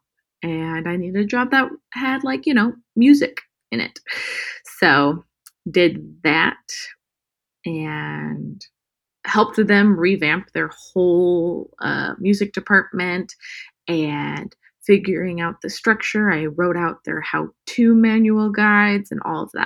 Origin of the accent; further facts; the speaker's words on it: Murrieta, California, United States; also born or lived in Palm Springs, California; now in Los Angeles, United States; grew up in California, born and raised, Southern California, Palm Springs, born. And then I was raised in Marietta. It's near Temecula